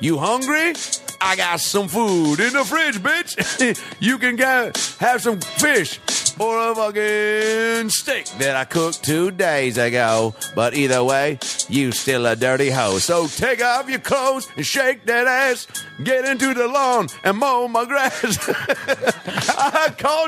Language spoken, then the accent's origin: English; Seattle, Washington, United States; I'm from Seattle